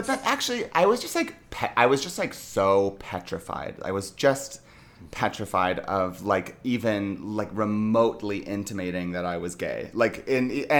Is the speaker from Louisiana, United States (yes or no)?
no; Los Angeles, California, United States; I'm from LA. I grew up in Brentwood